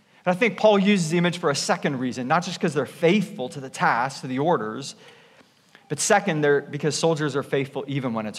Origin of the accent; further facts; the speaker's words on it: Canada; moved away; I'm Canadian